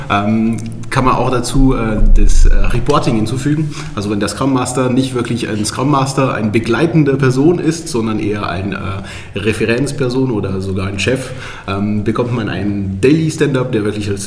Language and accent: German; France; now in Nuremberg, Germany; Ähm, ursprünglich komme ich aus Frankreich, aber ähm, eigentlich komme ich aus Nürnberg